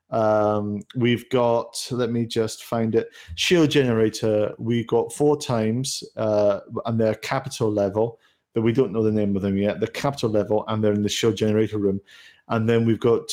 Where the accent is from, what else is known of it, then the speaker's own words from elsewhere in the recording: United Kingdom; As a Brit